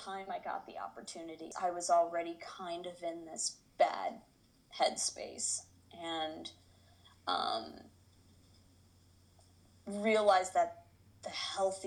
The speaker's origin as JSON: {"language": "English", "town": "Chicago", "region": "Illinois", "country": "United States", "tie": "born or raised there", "also_born_or_lived": "Ann Arbor, Michigan / Los Angeles, California", "moved": "as an adult", "lives_now": "Detroit, United States", "said": "I was born and raised in Chicago, then was in Ann Arbor"}